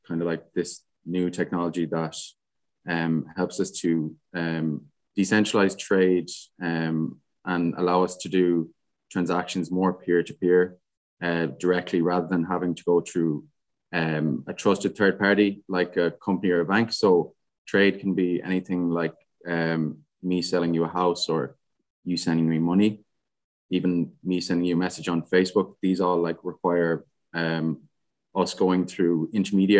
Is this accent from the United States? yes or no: no; Galway, Connacht, Ireland; I'm from Galway.